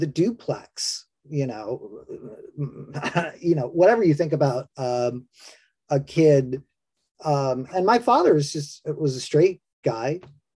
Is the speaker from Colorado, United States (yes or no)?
no; New York City, New York, United States; I grew up in New York City